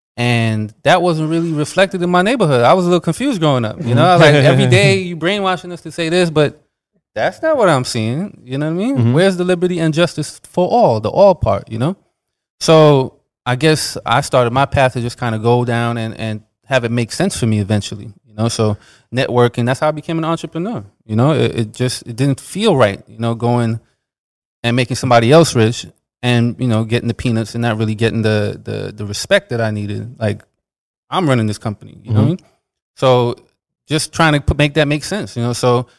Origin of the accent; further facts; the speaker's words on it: New York, United States; growing up, like, I'm from New York too, and we used to have the Pledge of Allegiance.